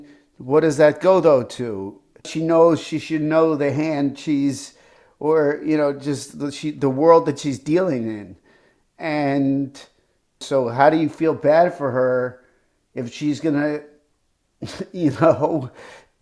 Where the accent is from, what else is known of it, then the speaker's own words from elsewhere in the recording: United States; I'm American